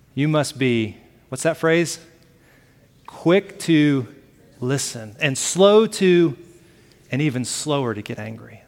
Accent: Alabama, United States; I grew up in Alabama. I use the word y'all

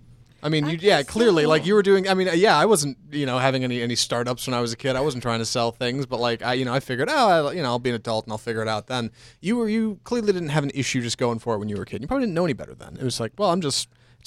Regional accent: Texas, United States; I grew up in Texas.

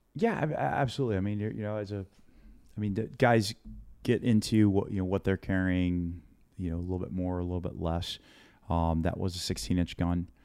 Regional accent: United States; I'm an American and and I'm here in my part of, of, of America

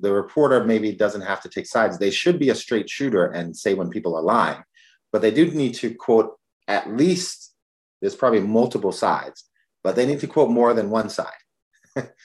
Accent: New York City, New York, United States; moved away; I'm originally from the Bronx

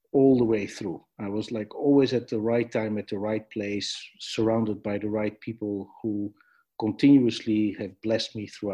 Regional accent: Amsterdam, North Holland, Netherlands; I was born in Amsterdam in the Netherlands

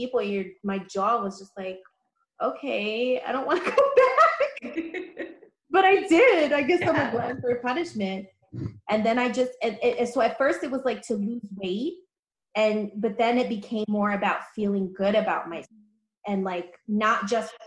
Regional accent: New York City, New York, United States; I'm from the Bronx, born and raised

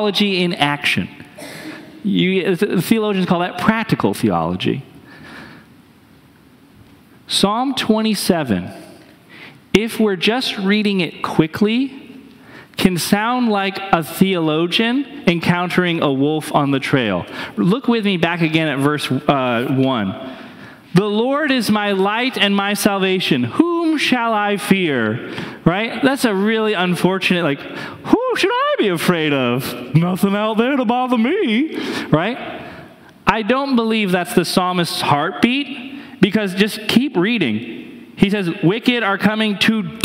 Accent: New Hampshire, United States; moved away; I grew up in New Hampshire, and our mascot of my high school was a wolf

